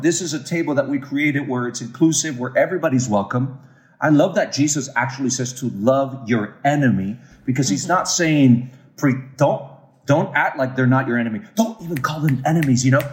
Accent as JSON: {"language": "English", "country": "Puerto Rico", "also_born_or_lived": "Raleigh, North Carolina", "said": "as a Puerto Rican living in Puerto Rico"}